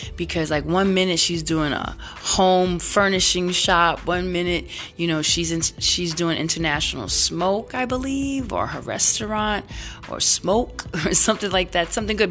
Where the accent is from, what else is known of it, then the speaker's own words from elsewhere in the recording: New York City, New York, United States; also born or lived in San Francisco Bay Area; now in San Francisco, United States; I'm Brooklyn all day, but I live in the Bay Area